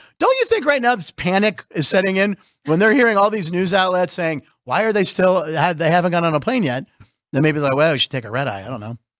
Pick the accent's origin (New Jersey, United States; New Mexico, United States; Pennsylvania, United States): Pennsylvania, United States; Pittsburgh; I'm from Pittsburgh.